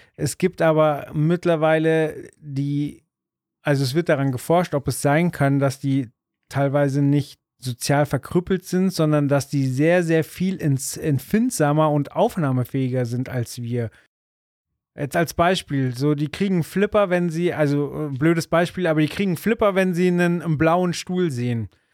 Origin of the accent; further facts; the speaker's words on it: Munich, Bavaria, Germany; wir sind äh, aus München, da hört es dann aber auch auf, weder jung noch reich